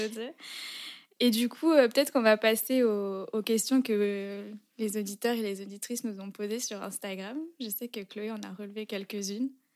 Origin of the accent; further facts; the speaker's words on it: France; also born or lived in Berlin, Germany / Lyon; rentrer en France, même si c'est mon pays